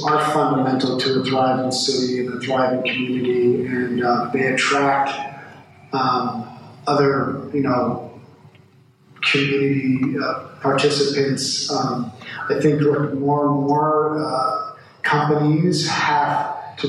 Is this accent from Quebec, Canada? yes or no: yes; Montreal, Quebec, Canada; now in Louisville, United States; I actually grew up in Montreal. My mother's Canadian. A long line of … from Ireland. And while I was born in Louisville, I grew up in Canada.